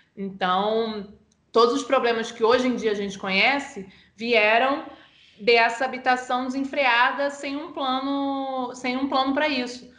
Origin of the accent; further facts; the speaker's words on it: Nilópolis, Rio de Janeiro, Brazil; moved away as an adult; also born or lived in Nova Iguaçu; now in São Paulo, Brazil; Eu nasci em Nova Iguaçu, mas eu sou cria de Nilópolis mesmo. Hoje, na verdade, eu moro em São Paulo por causa do trabalho